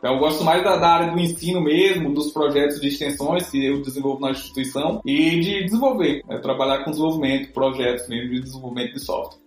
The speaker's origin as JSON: {"language": "Portuguese", "area": "near Picos", "region": "Piauí", "country": "Brazil", "tie": "born or raised there", "also_born_or_lived": "Brasília", "moved": "as an adult", "said": "no campus de Picos, que é aqui mesmo na, na cidade próxima de onde eu nasci, onde eu me criei"}